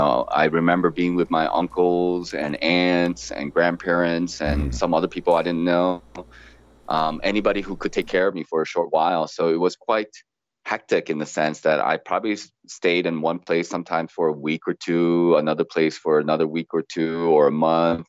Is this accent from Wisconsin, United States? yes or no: yes; Ripon, Wisconsin, United States; also born or lived in South Korea; I grew up in Ripon, Wisconsin, home of the Republican Party